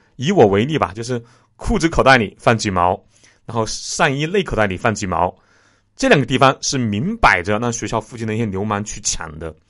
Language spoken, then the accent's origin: Chinese; Jingzhou, Hubei, China; 我的家乡是湖北荆州沙市区